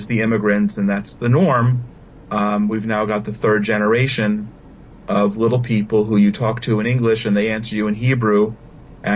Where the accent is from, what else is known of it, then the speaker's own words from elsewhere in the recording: United States; moved away as an adult; now in Israel; I grew up in America.